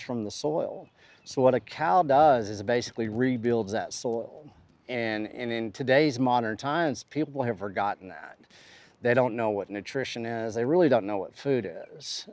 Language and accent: English; West Texas, United States; I come from West Texas, a West Texas cowboy that knows how to take care of cattle